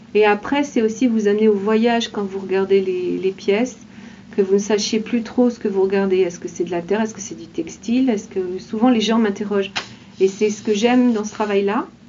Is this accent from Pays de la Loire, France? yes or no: yes; Laval, Pays de la Loire, France; Je suis habitante de Laval